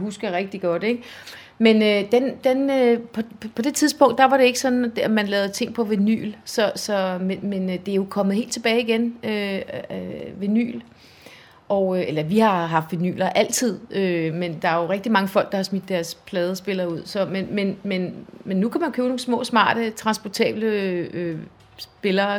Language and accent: Danish; Esbjerg, Southern Denmark, Denmark; moved away as an adult; now in Humlebæk, Denmark; jeg er vokset op i Esbjerg